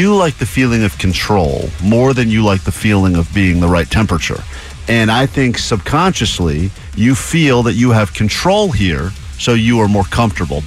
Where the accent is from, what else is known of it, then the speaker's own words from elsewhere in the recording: East Coast, United States; moved away; I grew up on the East Coast